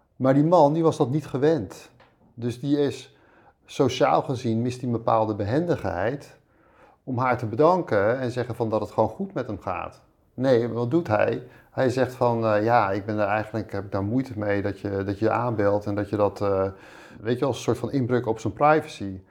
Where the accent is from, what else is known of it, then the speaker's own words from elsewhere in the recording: Voorburg, South Holland, Netherlands; also born or lived in Rotterdam / Spain / IJburg, Amsterdam; now in Amsterdam, Netherlands; ik ben opgegroeid in Voorburg bij Den Haag